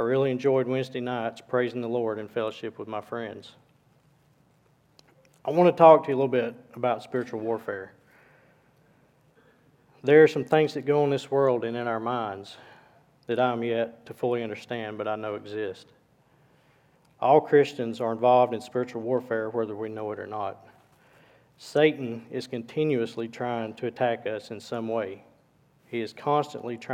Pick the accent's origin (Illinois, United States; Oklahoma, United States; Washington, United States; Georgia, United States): Georgia, United States; Cohutta; also born or lived in Dalton, Georgia; I was born in Dalton, Georgia in 1981. I was raised in a small town of Cahutta, Georgia